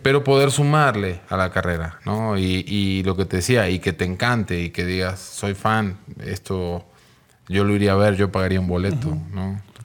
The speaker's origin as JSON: {"language": "Spanish", "town": "Mar del Plata", "region": "Buenos Aires Province", "country": "Argentina", "tie": "born or raised there", "also_born_or_lived": "Mexico City, Mexico", "moved": "as an adult", "lives_now": "Mexico", "said": "Yo soy de Mar del Plata, una ciudad este, de Argentina, ciudad con playa, ciudad turística de allá. Y nada, de ahí vengo. Pero ya tengo 26 años acá en México."}